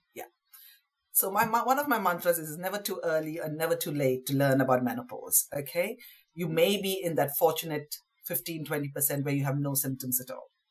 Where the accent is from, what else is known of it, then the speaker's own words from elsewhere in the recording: West Bengal, India; now in London, United Kingdom; I grew up in India. Uh, to parents from Southeast Indian uh, extraction, but we lived in Bengal